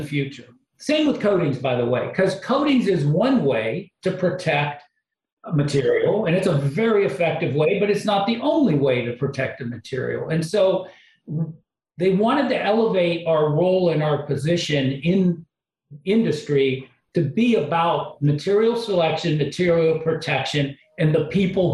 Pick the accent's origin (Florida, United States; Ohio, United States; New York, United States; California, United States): Ohio, United States; outside of Cleveland; I grew up outside of Cleveland